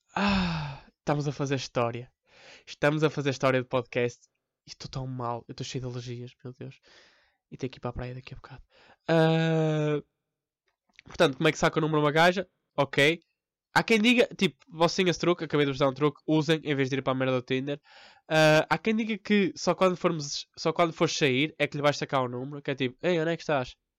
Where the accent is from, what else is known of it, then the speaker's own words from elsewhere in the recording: Porto, Norte, Portugal; Eu sou do Porto há 20 anos